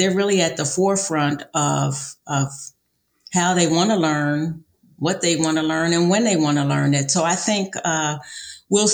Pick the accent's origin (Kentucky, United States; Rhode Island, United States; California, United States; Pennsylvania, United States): Pennsylvania, United States; Philadelphia; now in San Antonio, United States; I'm from Philadelphia, Pennsylvania originally